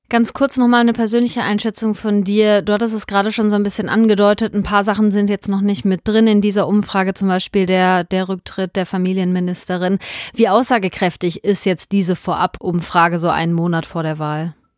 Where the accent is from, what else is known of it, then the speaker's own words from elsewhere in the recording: North Rhine-Westphalia, Germany; Bei uns in Nordrhein-Westfalen